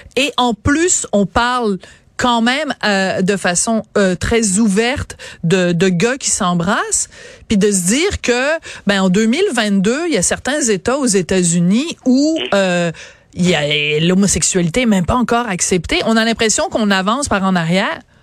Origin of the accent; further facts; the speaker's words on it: France; accent: French (France); mon accent français à moi